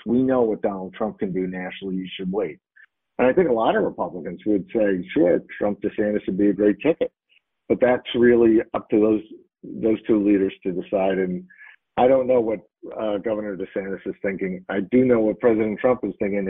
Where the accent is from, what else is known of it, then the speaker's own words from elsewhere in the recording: New York, United States; in my, my home state, New York, they don't require voter ID